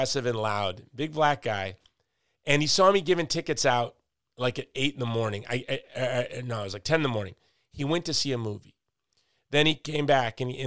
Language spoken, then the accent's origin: English; Chicago, Illinois, United States; I'm from Chicago, which is neighborhoods.